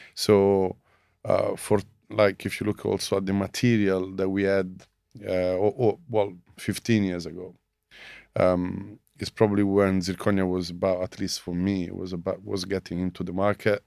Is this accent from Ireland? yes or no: no; Rome, Lazio, Italy; moved away as an adult; now in London, United Kingdom; I'm from Italy, Rome.